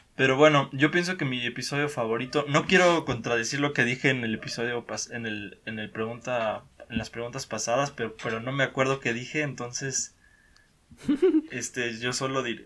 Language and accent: Spanish; Mexico; Yo pienso que los mexicanos somos muy orgullosos de, de, nuestro, de nuestro país